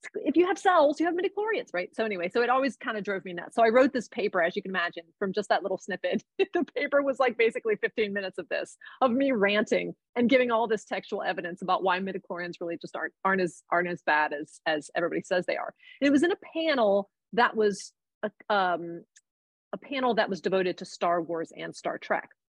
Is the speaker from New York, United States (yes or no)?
no; Cincinnati, Ohio, United States; now in Columbus, United States; I live in Columbus, Ohio. Um, I am from originally from Cincinnati